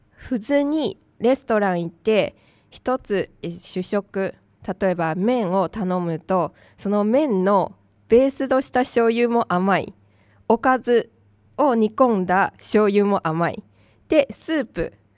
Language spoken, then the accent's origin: Japanese; Tainan, Taiwan; Japanese is a second language; now in Japan; 私の出身地台湾の南方の台南